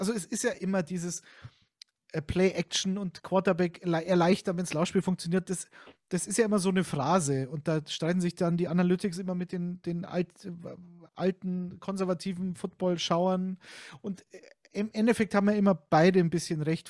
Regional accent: Munich, Bavaria, Germany; ich bin zwar aus Bayern und gebürtiger Münchner

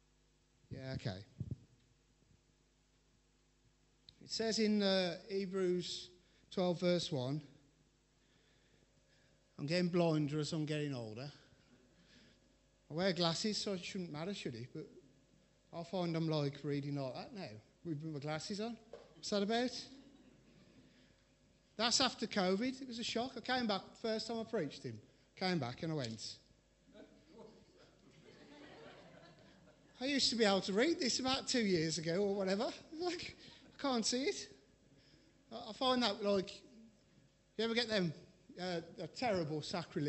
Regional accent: England, United Kingdom; we're all English

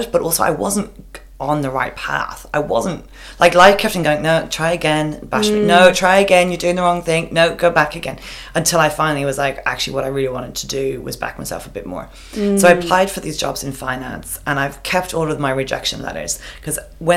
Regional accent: Longford, County Longford, Ireland; moved away as an adult; now in Australia; I grew up, the town I grew up in Longford

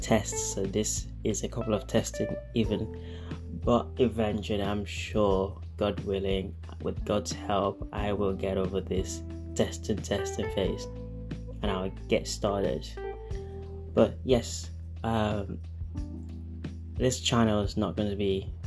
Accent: Yoruba, Nigeria; accent: Nigerian, Yoruba; my Nigerian accent there, precisely my Yoruba accent

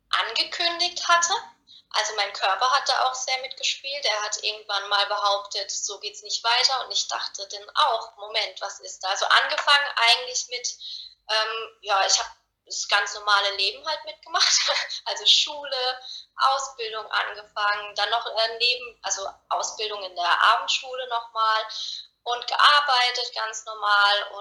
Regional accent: Karlsruhe, Baden-Württemberg, Germany; ich bin 30 Jahre, ich komme aus Karlsruhe und ich bin Coach für innere Klarheit

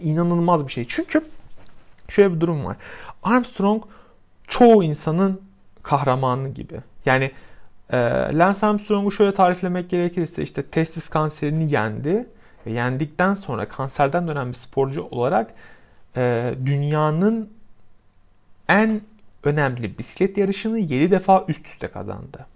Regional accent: Samsun, Turkey; benim de aynı zamanda memleketim olan Samsun'un

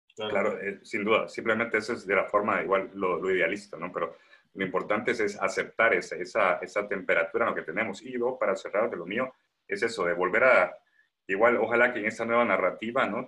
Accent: Guatemala; somos guatemaltecos, somos impulsivos

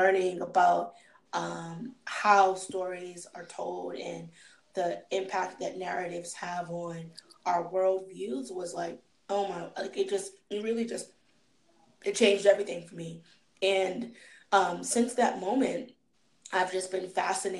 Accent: Boston, Massachusetts, United States; moved away as an adult; also born or lived in Virginia; I'm not from Virginia, I'm actually from Boston.

